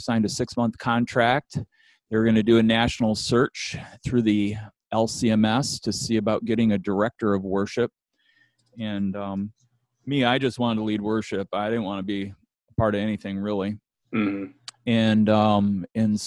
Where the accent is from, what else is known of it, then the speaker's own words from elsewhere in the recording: Bad Axe, Michigan, United States; moved away as an adult; also born or lived in Ankeny, Iowa; I was born and raised in Michigan, and I did want to say Bad Axe.